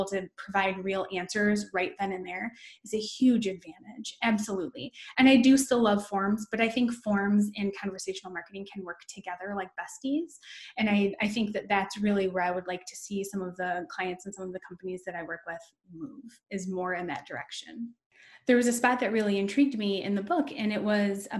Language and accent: English; Downriver, Michigan, United States; I grew up in what's considered Downriver, Michigan. It's a suburb. It's like the suburbs of Detroit